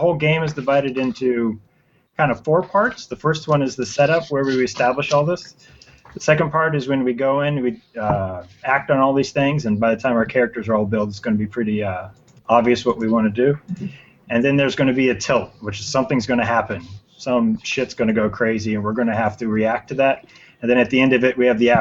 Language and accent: English; Los Angeles, California, United States; I'm from Tarzana, California